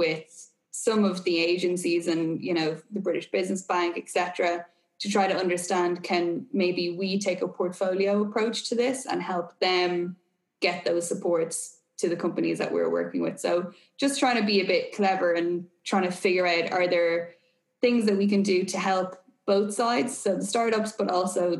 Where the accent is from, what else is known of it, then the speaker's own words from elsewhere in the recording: Ireland; also born or lived in Boston; if my accent and my location didn't give it away already, I am obviously Irish.